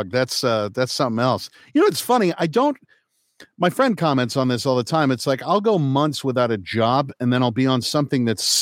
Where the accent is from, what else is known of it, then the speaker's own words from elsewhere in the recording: Kokomo, Indiana, United States; also born or lived in Manhattan, New York; was born at Manhattan Lying In Hospital and lived in Lincoln Towers until I was two. Uh, so right off of West End there, and then um, moved to Kokomo, Indiana.